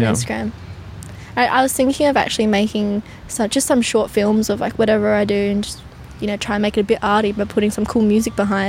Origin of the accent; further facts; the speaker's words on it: Perth, Western Australia, Australia; Yeah, in Bowga.